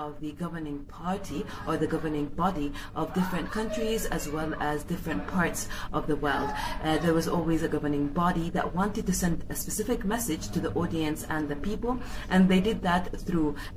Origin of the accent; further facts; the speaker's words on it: Khartoum, Sudan; I'm from Khartoum, Sudan.